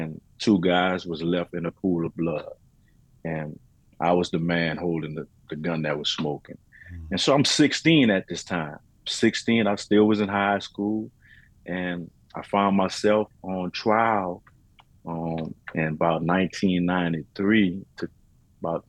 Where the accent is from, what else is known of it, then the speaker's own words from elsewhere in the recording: New Orleans, Louisiana, United States; I'm a native from New Orleans, Louisiana